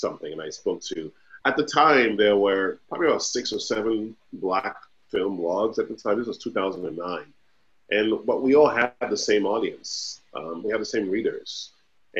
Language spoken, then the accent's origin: English; Nigeria; I am Nigerian